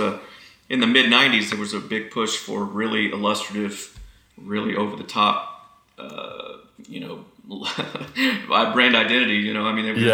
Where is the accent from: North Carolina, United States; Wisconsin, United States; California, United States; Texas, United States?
Texas, United States; growing up in Texas